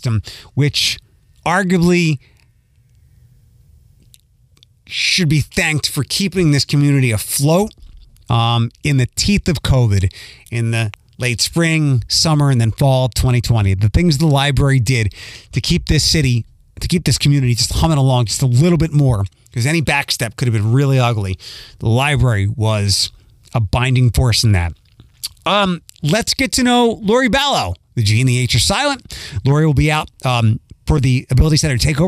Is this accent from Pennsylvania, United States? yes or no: yes; Philadelphia, Pennsylvania, United States; now in Toledo, United States; I'm from Philadelphia